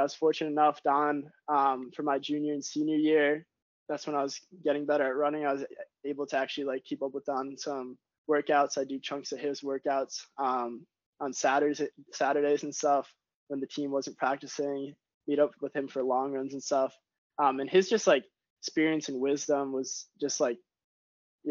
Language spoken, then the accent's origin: English; Glastonbury, Connecticut, United States; I grew up in Glastonbury, which is like, I was a day student, 20 minutes from Loomis.